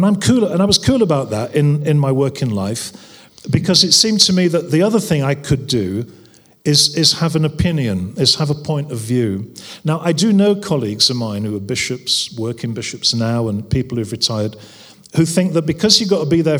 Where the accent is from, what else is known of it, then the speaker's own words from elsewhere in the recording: North West England, United Kingdom; in particular around poverty, because I came from the Northwest